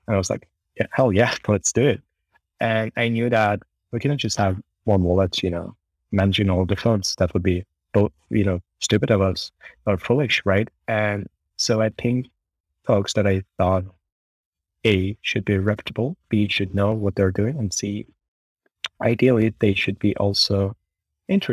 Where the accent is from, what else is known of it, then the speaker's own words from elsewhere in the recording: Kharkiv, Kharkiv Oblast, Ukraine; moved away as an adult; also born or lived in Kyiv; I'm actually from Ukraine. I grew up in a city called Kharkiv, which is the second largest city in Ukraine and the first capital